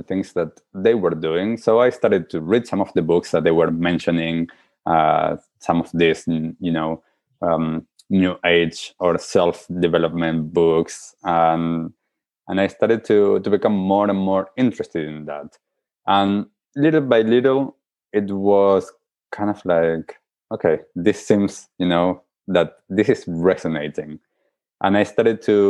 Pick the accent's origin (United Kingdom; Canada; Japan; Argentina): Argentina; I grew up in Argentina